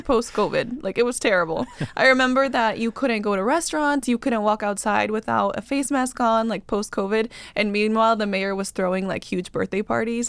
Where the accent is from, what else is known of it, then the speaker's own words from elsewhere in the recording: Bolivia; also born or lived in California / Washington, D.C.; now in Austin, United States; I grew up in Bolivia